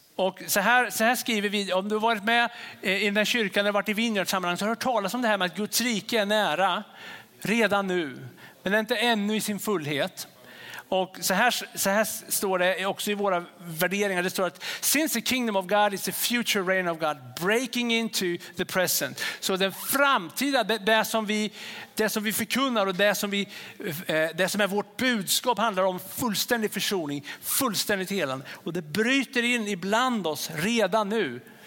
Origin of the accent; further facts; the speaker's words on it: Sweden; Vi är svenskar och vi är män och vi är kvinnor